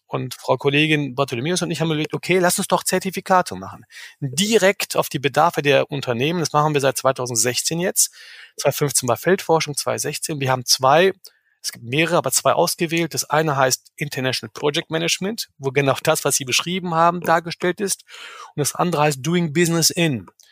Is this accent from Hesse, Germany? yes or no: no; Bielefeld, North Rhine-Westphalia, Germany; also born or lived in Istanbul; Geboren in Istanbul, aber aufgewachsen in Bielefeld. Ich war acht Monate alt ungefähr, als ich nach Bielefeld kam